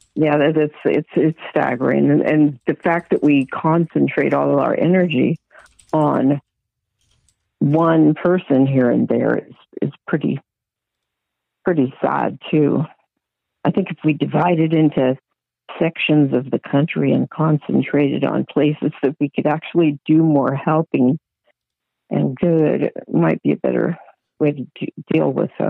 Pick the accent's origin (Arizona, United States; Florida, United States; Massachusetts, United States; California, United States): California, United States; Oakland; I'm from the Oakland area